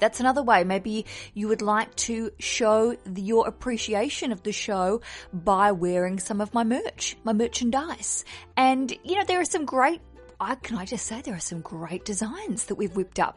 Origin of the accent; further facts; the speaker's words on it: Australia; accent: Aussie; another Aussie accent